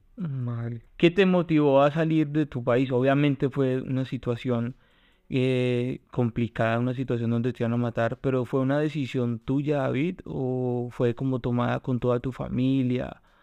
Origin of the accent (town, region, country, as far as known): Colombia; now in Spain